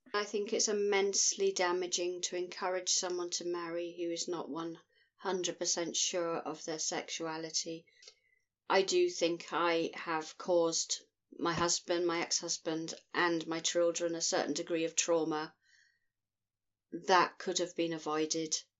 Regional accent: Scotland, United Kingdom; I'm from Scotland in the United Kingdom.

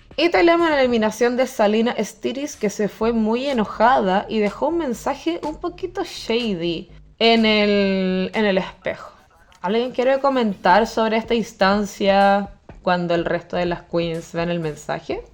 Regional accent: Viña del Mar, Valparaíso, Chile; moved away as an adult; also born or lived in Germany / Santiago; Yo soy oriunda de Viña del Mar.

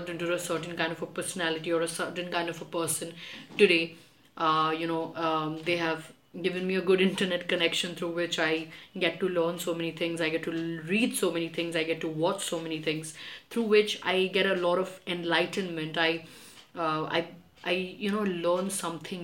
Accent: Kolkata, West Bengal, India; I was both born and brought up in Kolkata

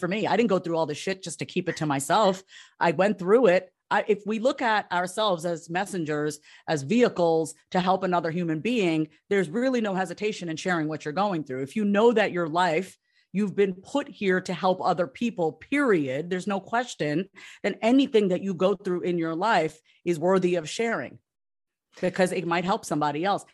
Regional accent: Long Island, New York, United States; I grew up on Long Island, New York, uh, Long Island, Strong Island

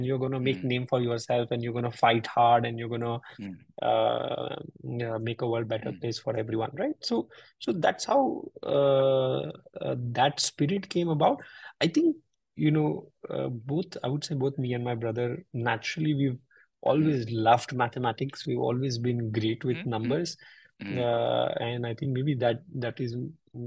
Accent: North India, India; I come from the North India part of, and my grandfather

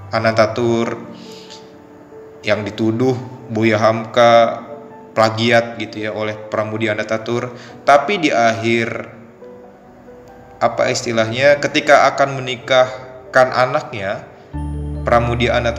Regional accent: Anyer, Banten, Indonesia; asal dari Banten. Alamat tepatnya di Kampung Tegal, Desa Cikoneng, Kecamatan Anyer, kalau teman-teman tahu Anyer terkenal dengan pantainya

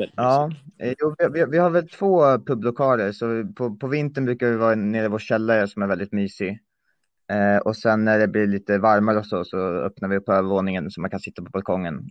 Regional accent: Gotland, Sweden; moved away as an adult; also born or lived in Örebro; now in Uppsala, Sweden; jag föddes i Örebro, bodde där tills jag var nio. Sen flyttade jag till Gotland där jag bodde ehm, fram till eh, vårterminen 19 då jag flyttade till Uppsala

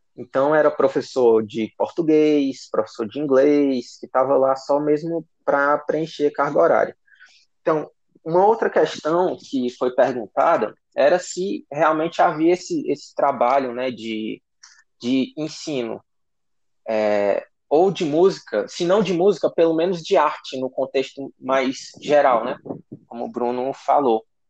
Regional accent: Guaraciaba do Norte, Ceará, Brazil; da cidade de Guaraciaba do Norte, né, minha cidade natal, a cidade que eu vivi maior parte da minha vida

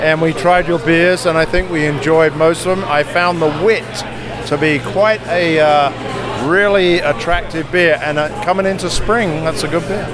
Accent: United Kingdom; now in United States; I'm the Brit.

